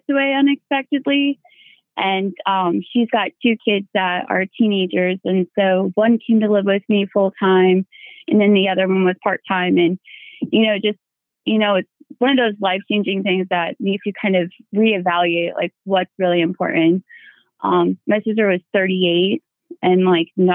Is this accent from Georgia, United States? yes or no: no; Iowa, United States; I'm from Iowa